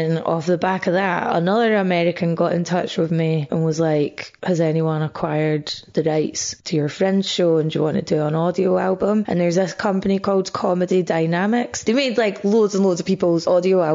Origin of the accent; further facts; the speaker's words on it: Scotland, United Kingdom; moved away as an adult; also born or lived in Bathgate / Edinburgh; now in England; when you're Scottish and living in England, you'll always be defined as other. Like, I get described as Scottish comedian a lot and I never grew up with a strong sense of Scottishness.